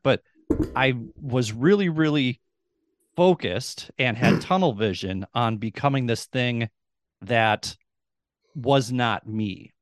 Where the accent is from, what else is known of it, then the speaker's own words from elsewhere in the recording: Minnesota, United States; moved away as an adult; also born or lived in Duluth, Minnesota / Rochester, Minnesota; I'm born and raised in Minnesota. I've spent the first 44 years of my life in Minnesota.